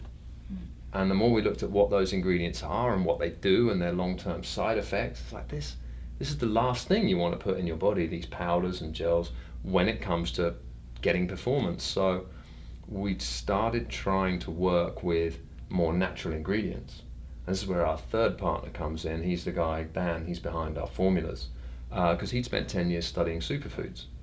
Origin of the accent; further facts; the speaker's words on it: London, United Kingdom; I'm a rare thing in London. I'm actually born in London, live in London.